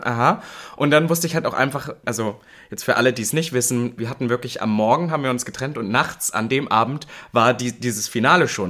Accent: MDR broadcast area, Central Germany, Germany; now in Berlin, Germany; MDR Sputnik ist ja auch ein Radiosender aus meiner Heimat

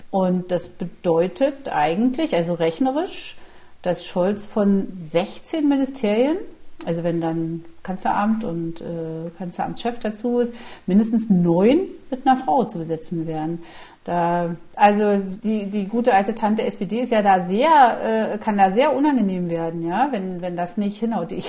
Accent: East Germany, Germany; oder vielleicht auch als Ostdeutsche sehe ich das, ja.

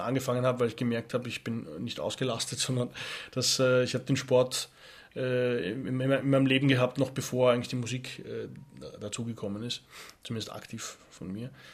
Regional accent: Austria; Skifahren natürlich muss als Österreicher

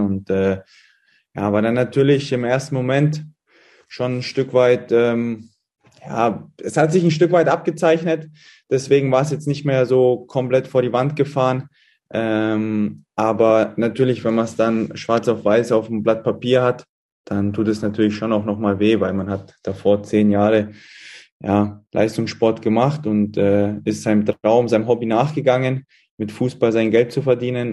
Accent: Munich, Bavaria, Germany; also born or lived in Halle; now in Fürth, Germany; komme ich aus, aus München ne? und die Eltern sind dort auch noch in der Gegend wohnhaft

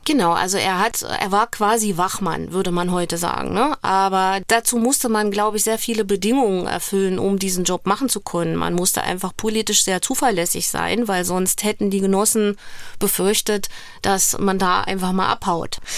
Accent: the Harz in Thuringia, Germany; Ich komme aus dem Harz in Thüringen, aber ich habe tatsächlich auch in der Nähe der Grenze gewohnt, also direkt am Sperrgebiet

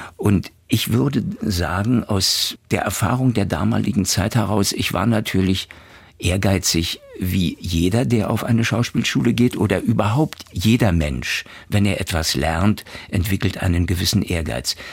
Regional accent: Wittenberge, Brandenburg, Germany; mein Leben als Kind in Wittenberge

